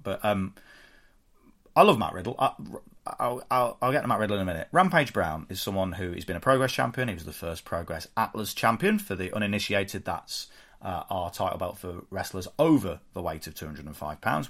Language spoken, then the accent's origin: English; United Kingdom; we're British